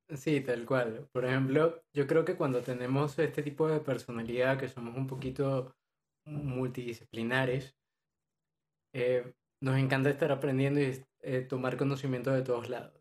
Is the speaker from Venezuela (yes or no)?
yes; Venezuela; now in Madrid, Spain; soy de Venezuela, actualmente vivo en España, específicamente en Madrid